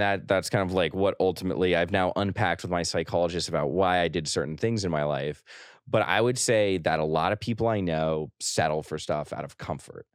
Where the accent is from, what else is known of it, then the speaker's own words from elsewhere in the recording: New York, United States; I say New York